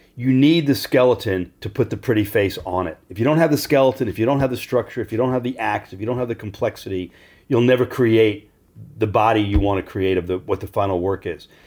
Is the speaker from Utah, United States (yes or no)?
no; Great Neck, New York, United States; I was growing up in Great Neck, New York, which is a uber Jewish sub-, suburb of Manhattan.